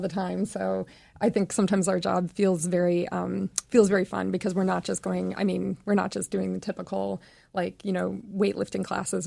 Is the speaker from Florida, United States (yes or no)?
yes; Vero Beach, Florida, United States; moved away; my hometown